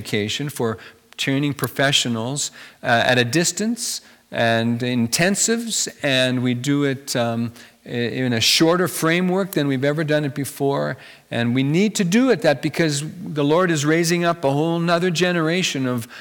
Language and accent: English; Carbon, Alberta, Canada; I grew up in Carbon, Alberta, near Three Hills